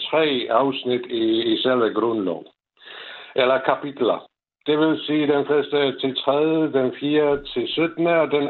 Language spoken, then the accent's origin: Danish; Moravia, Czechia; Danish is a second language; moved away as an adult; now in Denmark; jeg er født og opvokset i Tjekoslovakiet, så er jeg tjekoslovak, men jeg er født i den tjekkiske del af landet.